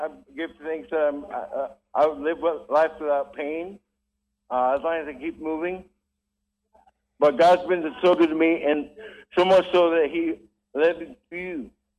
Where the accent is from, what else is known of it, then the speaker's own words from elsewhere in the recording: Kona, Hawaii, United States; Oh, yeah, I grew up here in Kona.